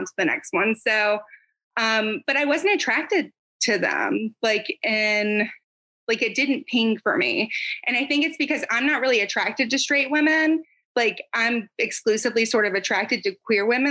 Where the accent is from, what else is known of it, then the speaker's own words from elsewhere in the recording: near Atlanta, Georgia, United States; In Georgia, actually. So like near Atlanta, like northwest of Atlanta, about by 45 minutes.